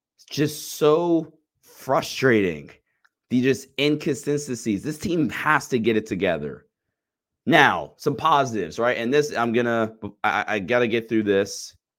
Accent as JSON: {"language": "English", "region": "Ohio", "country": "United States", "said": "I'm from Ohio"}